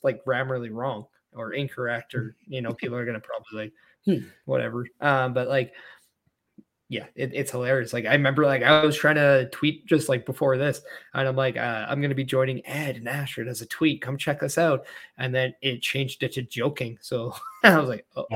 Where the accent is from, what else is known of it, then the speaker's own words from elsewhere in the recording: Edmonton, Alberta, Canada; As someone who's actually from Edmonton, like, I was born in Edmonton myself